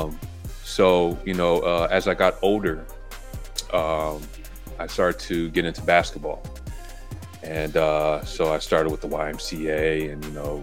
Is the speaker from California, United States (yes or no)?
yes; Los Angeles, California, United States; I was born here in LA, but yeah, I'm Belizean